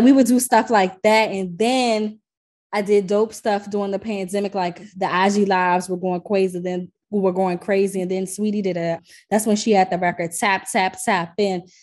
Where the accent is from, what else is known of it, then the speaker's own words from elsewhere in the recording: Washington, District of Columbia, United States; I'm from DC.